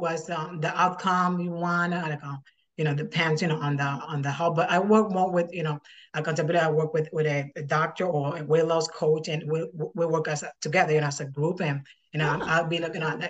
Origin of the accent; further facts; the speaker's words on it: Dominican Republic; moved away as an adult; now in New York City, United States; Well, I'm from Dominican Republic, but right now I live in New York City with my husband and my three kids.